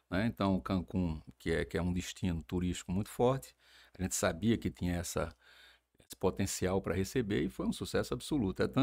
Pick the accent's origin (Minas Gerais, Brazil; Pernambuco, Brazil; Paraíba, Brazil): Paraíba, Brazil; Campina Grande; Eu nasci na rua 4 de outubro, né? Centro, né? É, eu acho que o número é até 66